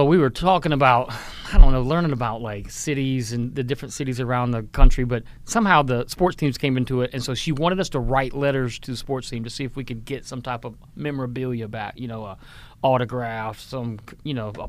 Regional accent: Alabama, United States; now in Charlotte, United States; I'm from Alabama.

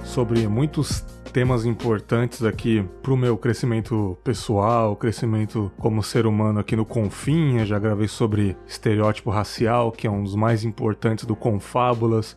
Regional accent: São Paulo, Brazil; now in Cachoeiro de Itapemirim, Brazil; eu sou de São Paulo, mas não moro mais lá

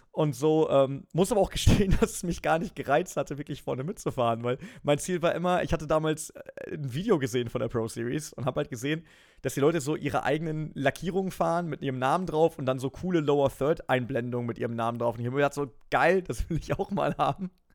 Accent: Germany; ich bin an der Grenze aufgewachsen

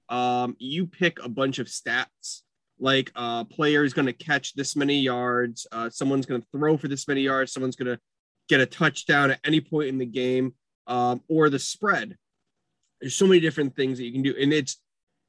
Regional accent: Connecticut, United States; we're all from Connecticut

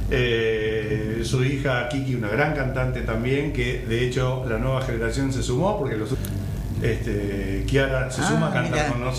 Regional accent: Buenos Aires, Argentina; also born or lived in Bahía Blanca / Varadero; nativo de Bahía Blanca, pero me crié en Buenos Aires. Ahora vivo en Varadero circunstancialmente, no por mucho tiempo más.

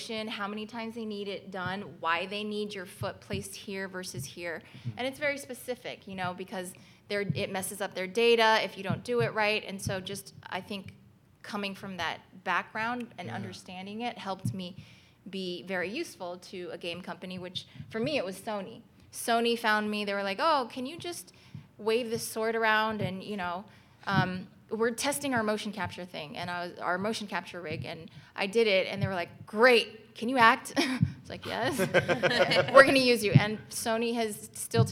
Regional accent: Los Angeles, California, United States; I grew up

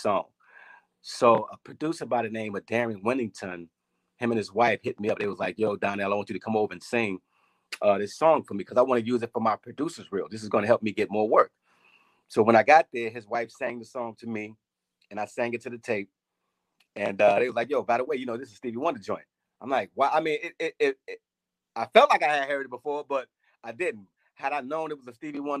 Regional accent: Chicago, Illinois, United States; growing up in Chicago, I mean, it's a beautiful city.

